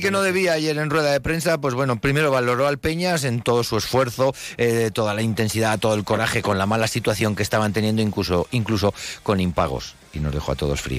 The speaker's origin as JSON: {"language": "Spanish", "area": "Huesca", "region": "Aragon", "country": "Spain", "said": "somos de aquí de Huesca"}